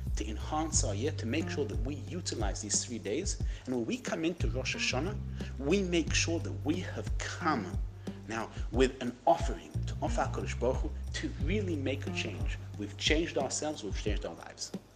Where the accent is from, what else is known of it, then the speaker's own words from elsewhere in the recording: United Kingdom; I'm British.